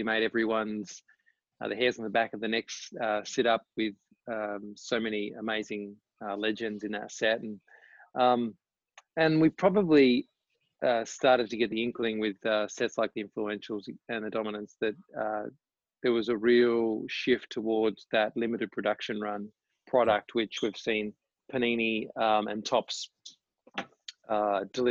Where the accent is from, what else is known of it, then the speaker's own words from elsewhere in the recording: Tasmania, Australia; moved away as an adult; also born or lived in Melbourne; I grew up in Tasmania